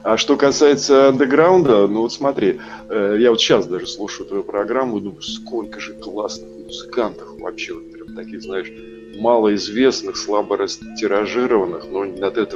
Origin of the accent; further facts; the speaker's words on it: Saint Petersburg, Russia; also born or lived in Kostroma / Germany / Moscow; Ну, смотри, я родился в Питере на Петра Лаврова напротив американского посольства. Потом, да, какое-то время родители военные. Я первые несколько классов был в Костроме, потом Питер, потом Германия, потом опять Питер, потом Москва.